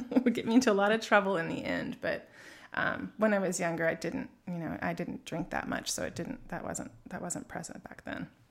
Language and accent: English; Alta Loma, California, United States; also born or lived in Rancho Cucamonga; I grew up in a little suburb in Southern California called Altaloma